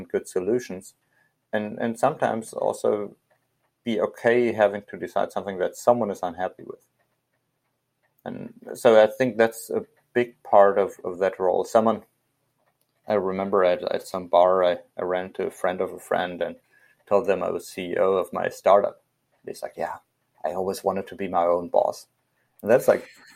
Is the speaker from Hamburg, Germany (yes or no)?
no; Hesse, Germany; I was leading the Cub Scout program in Hessen, in my home state.